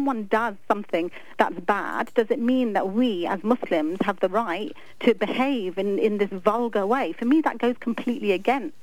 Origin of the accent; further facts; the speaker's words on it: London, United Kingdom; moved away; I'm from London. I mean, I was born and brought up there